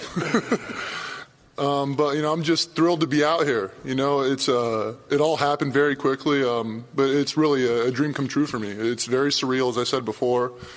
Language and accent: English; Los Angeles, California, United States; also born or lived in Fresno, California / Stanford, California; I was raised in North Hollywood, went to high school in Fresno